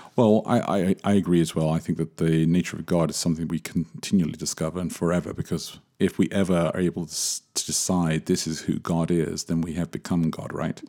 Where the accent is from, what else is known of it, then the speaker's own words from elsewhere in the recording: England, United Kingdom; I grew up in England, born in England, grew up in England